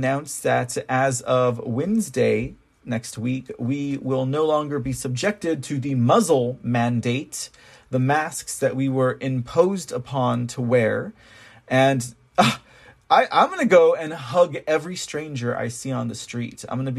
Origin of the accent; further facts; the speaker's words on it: Texas, United States; I am a Texan before I'm an American.